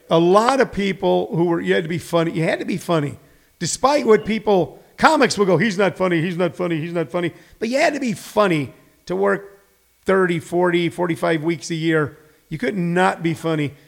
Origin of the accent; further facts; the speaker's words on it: St. Louis, Missouri, United States; moved away as an adult; also born or lived in Los Angeles; I was born in St. Louis, but when I started comedy, I was living on Hollywood Boulevard.